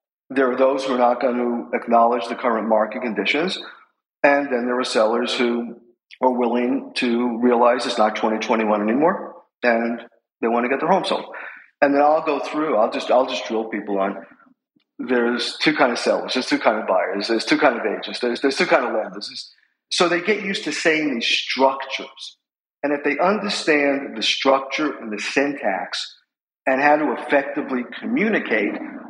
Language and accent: English; New York City, New York, United States; moved away as an adult; now in Manhattan Beach, United States; As you can tell from my accent, I'm from New York City